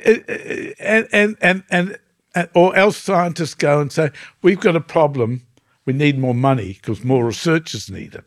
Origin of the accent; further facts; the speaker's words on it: New Zealand; I come from New Zealand where the indigenous people are the Maori people.